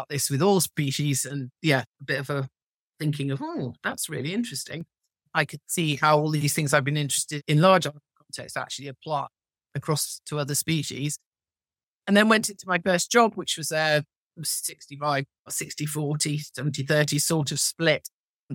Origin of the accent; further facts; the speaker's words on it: Cheshire, North West England, United Kingdom; I come from Cheshire and there are an awful lot of cows.